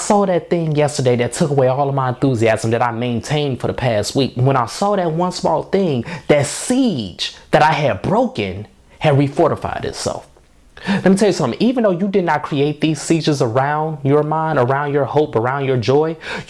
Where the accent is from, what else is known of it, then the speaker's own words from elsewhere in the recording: Markham, Illinois, United States; I'm from Markham, Illinois. That's what I claim as my home, a south suburb of Chicago, just outside the city limits